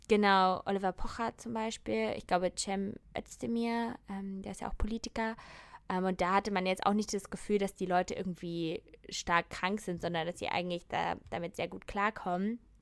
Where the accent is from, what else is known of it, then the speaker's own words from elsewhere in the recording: Germany; bei uns in Deutschland